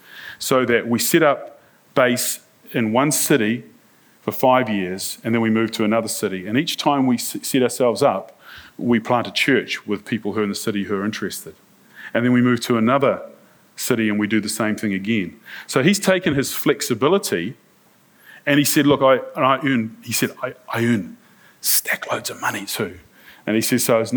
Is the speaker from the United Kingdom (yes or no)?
no; New Zealand; I'm from New Zealand. I'm a church minister